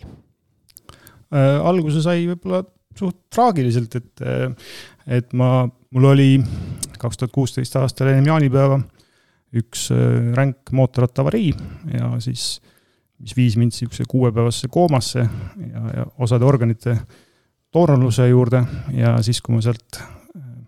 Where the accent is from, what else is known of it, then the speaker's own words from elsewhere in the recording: Tartu, Tartu County, Estonia; also born or lived in Tallinn; mina olen põline tartlane